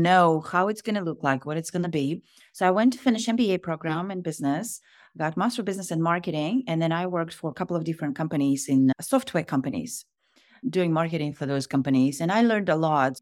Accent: Kazakhstan; moved away as an adult; now in United States; I am originally from Kazakhstan. I was born in Kazakhstan, and grew up

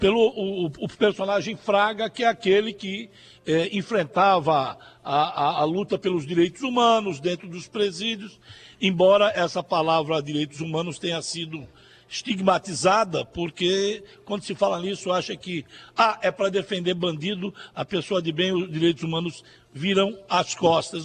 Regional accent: Paraíba, Brazil; nós que somos da Paraíba

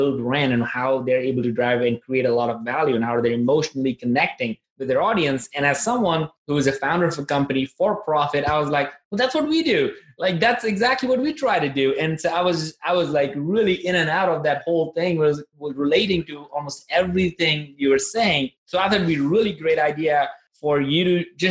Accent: Nagpur, Maharashtra, India; moved away; I'm originally from India and I came from a place called Nagpur

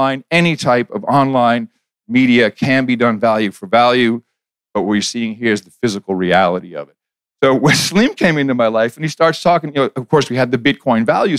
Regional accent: Netherlands; moved away; I grew up in the Netherlands

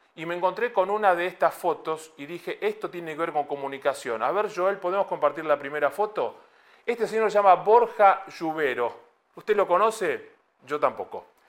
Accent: Buenos Aires, Argentina; moved away as an adult; now in Madrid, Spain; Yo me identifico como porteño de Buenos Aires y madrileño de ley.

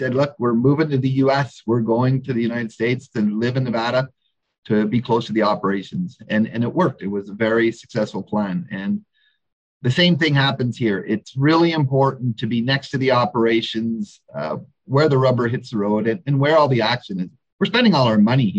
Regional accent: Canada; moved away as an adult; also born or lived in Western Australia; now in Australia; I'm certainly a Canadian in Australia, kind of a fish out of water here

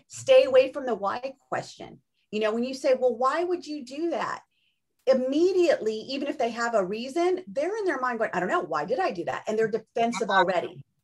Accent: Orange County, Southern California, United States; I grew up in Southern California too, in Orange County

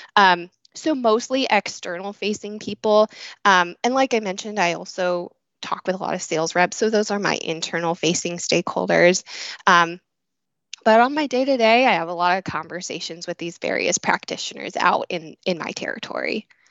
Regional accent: Illinois, United States; moved away as an adult; also born or lived in Ohio; I was born and raised in Illinois

